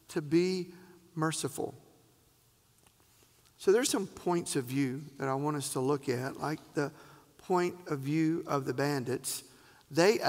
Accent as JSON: {"language": "English", "region": "the South", "country": "United States", "said": "We're from the South"}